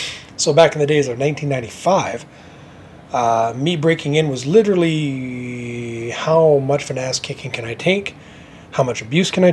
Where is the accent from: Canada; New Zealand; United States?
Canada; Winnipeg, Manitoba; I'm from Winnipeg and the Prairies, and we're actually the center of the country